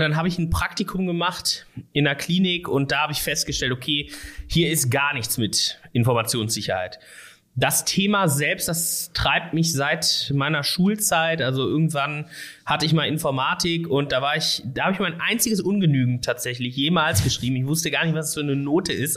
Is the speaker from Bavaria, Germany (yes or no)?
no; Erkrath, North Rhine-Westphalia, Germany; moved away as an adult; also born or lived in Düsseldorf / Koblenz; now in Ruhr area, Germany; ich komme nicht aus, äh, aus Essen gebürtig oder aus Gelsenkirchen oder irgendwo aus dem Ruhrgebiet, sondern aus Erkrath tatsächlich.